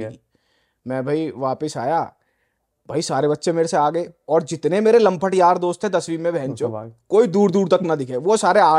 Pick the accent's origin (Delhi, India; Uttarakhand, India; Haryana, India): Delhi, India; moved away as an adult; also born or lived in Noida; now in Canada; delhi born and Delhi born and bread Delhi से typical तो Rohini in fact